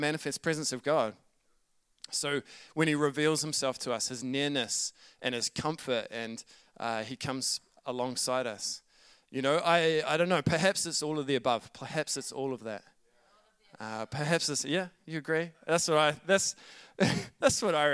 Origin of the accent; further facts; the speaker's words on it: New Zealand; accent: Kiwi; my Kiwi accent